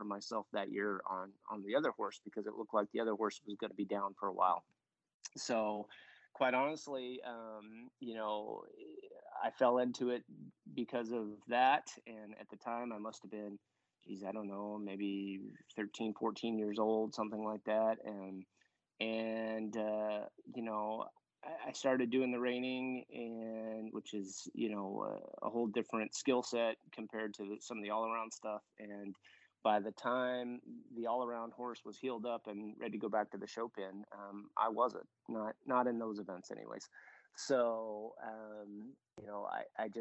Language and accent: English; Southern California, United States; when I was growing up on the West Coast